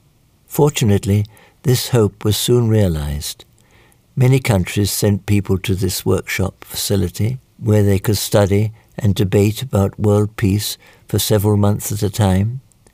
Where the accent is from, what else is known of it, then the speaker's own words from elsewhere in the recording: South Korea; now in Seoul, South Korea; In my hometown, I would climb a mountain and long for the sea. When I arrived in Seoul, I wanted to go to Japan.